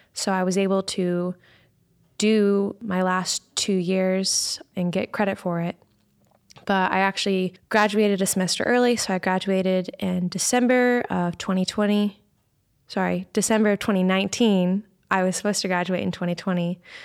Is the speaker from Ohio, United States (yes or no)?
yes; Dayton, Ohio, United States; I'm from Dayton, Ohio